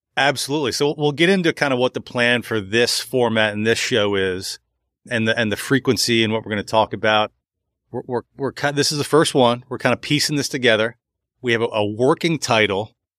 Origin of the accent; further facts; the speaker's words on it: Montgomery County, Maryland, United States; I grew up in Montgomery County, Maryland